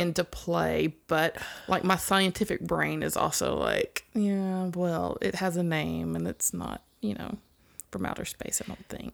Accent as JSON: {"language": "English", "region": "Mississippi", "country": "United States", "tie": "born or raised there", "said": "growing up in Mississippi"}